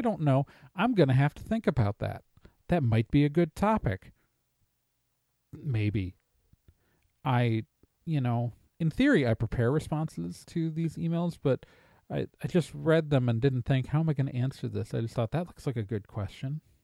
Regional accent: Wisconsin, United States; I'm from Wisconsin. I'm a Midwesterner

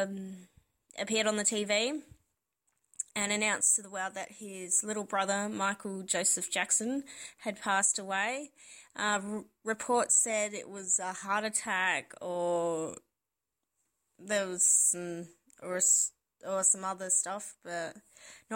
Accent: Adelaide, South Australia, Australia; from Adelaide in South Australia.

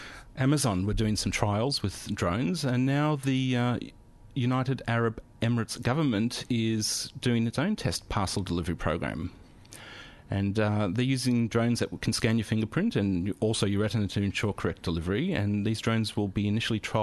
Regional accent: Australia; now in Germany; as an Australian in Germany

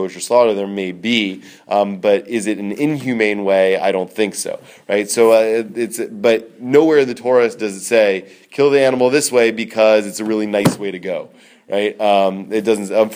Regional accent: United States; also born or lived in Israel; growing up in America

